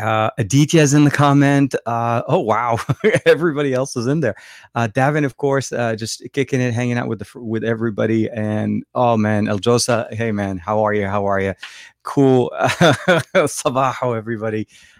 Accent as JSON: {"language": "English", "country": "Lebanon", "tie": "born there", "second_language": "English", "said": "So I was born in Lebanon and I speak Arabic, French, and English fluently."}